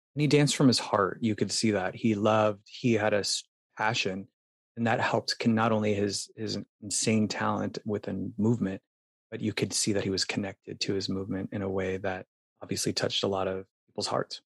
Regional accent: Phoenix, Arizona, United States; moved away as an adult; now in New York City, United States; I'm from Phoenix, and up north we had a cabin in Payson, Arizona

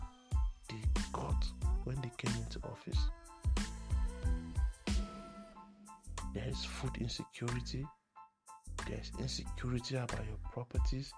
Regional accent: Nigeria

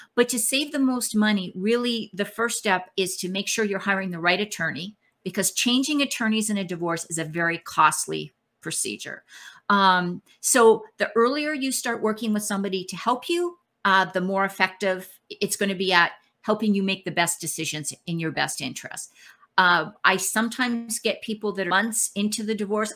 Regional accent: Canada; now in Texas, United States; I'm actually Canadian, I live in Texas, but I'm Canadian

